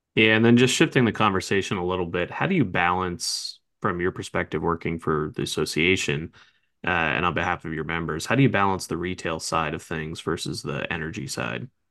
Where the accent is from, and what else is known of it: New Jersey, United States; born or raised there; moved away